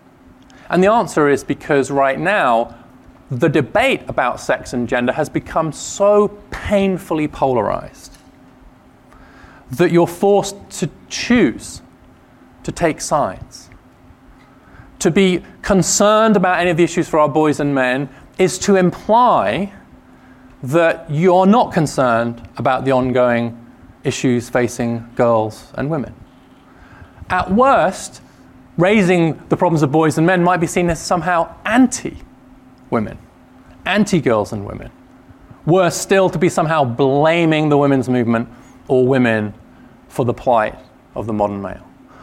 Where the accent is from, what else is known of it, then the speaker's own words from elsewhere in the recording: Tennessee, United States; now in Washington, United States; If you hear something odd in the way I'm talking, it is because I am from East Tennessee. I actually am from East Tennessee. Now, having spent many years in DC and before that in various policy jobs in government in the UK and in think tanks.